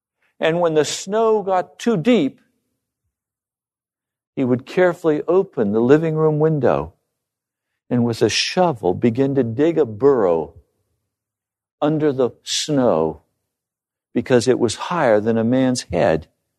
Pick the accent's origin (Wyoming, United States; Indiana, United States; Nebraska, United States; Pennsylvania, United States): Wyoming, United States; Bosler; As I grew up living in Bosler, I remember the first time I had an ice cream.